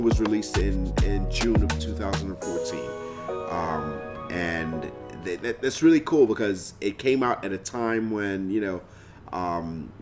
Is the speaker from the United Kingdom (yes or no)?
no; Nigeria; growing up in Nigeria, this was a song that every church, every gathering of Christians, you heard, every gathering of Nigerians